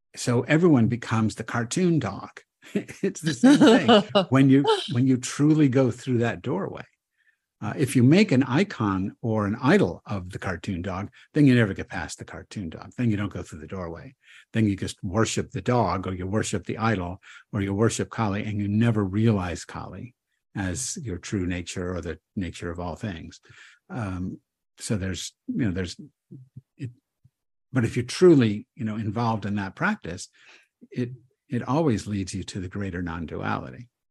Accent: United States; I'm an American

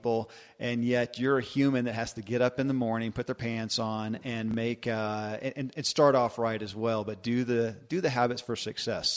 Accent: Kentucky, United States; born or raised there

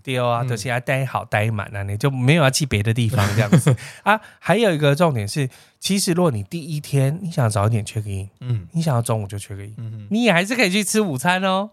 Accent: Taiwan; 通常你知道我们台湾人就对汉堡这件事

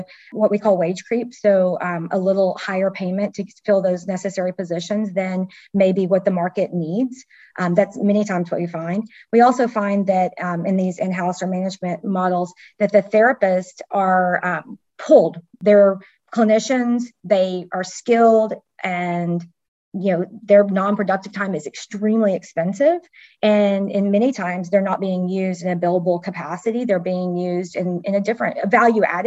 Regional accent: Texas, United States; I'm from Texas

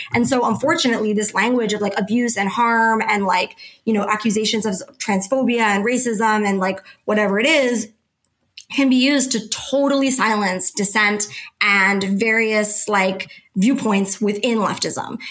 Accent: Canada; I'm Canadian

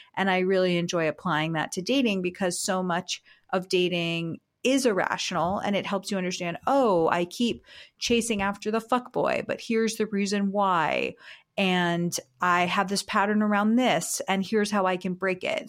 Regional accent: South Florida, United States; I'm from South Florida

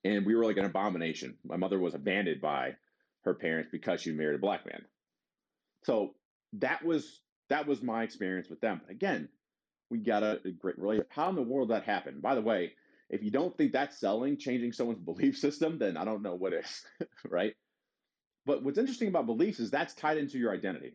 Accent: Detroit, Michigan, United States; We're all from Detroit

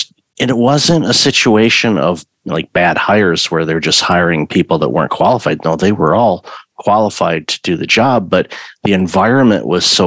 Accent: Michigan, United States; I grew up in Michigan

